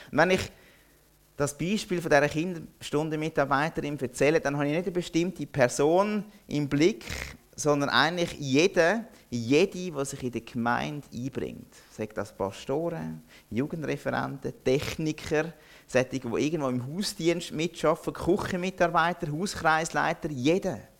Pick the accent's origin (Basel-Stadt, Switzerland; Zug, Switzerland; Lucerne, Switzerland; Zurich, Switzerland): Zurich, Switzerland; now in Interlaken, Switzerland; Wenn ihr jetzt vielleicht merkt, meiner Stimme an, ich komme nicht aus Interlaken ursprünglich. Ich bin erst seit dreieinhalb Jahren dort und ich werde den Dialekt, den schönen Berner Oberländer Dialekt vermutlich nie mehr richtig annehmen. Ich komme aus einem anderen Oberland, nämlich aus dem Zürich Oberland